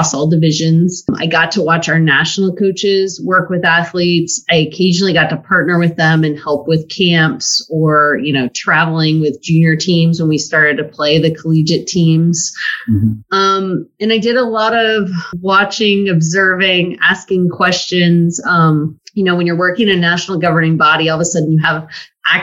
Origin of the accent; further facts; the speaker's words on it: West Coast, United States; moved away; I'm originally from the West Coast.